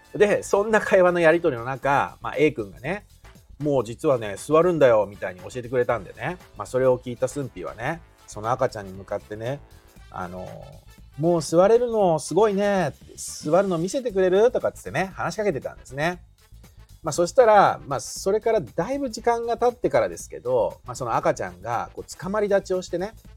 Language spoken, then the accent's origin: Japanese; Shizuoka, Japan; accent: Shizuoka dialect; 静岡弁というかねこの静岡の地域独特の言い方